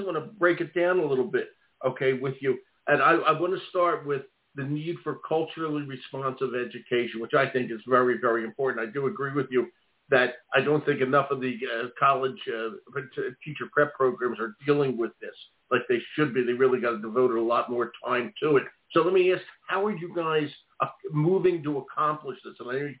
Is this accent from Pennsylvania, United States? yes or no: yes; Philadelphia, Pennsylvania, United States; I'm from Philadelphia. It reminded me of everything. I grew up in Philly